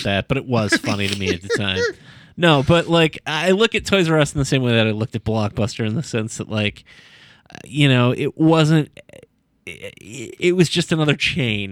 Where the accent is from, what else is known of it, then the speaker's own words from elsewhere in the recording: Sandusky, Ohio, United States; the eighties in Sandusky, Ohio, where I grew up